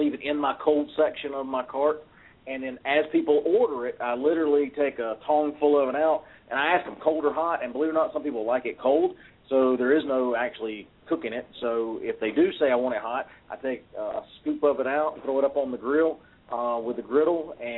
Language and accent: English; North Carolina, United States; I'm from North Carolina in the South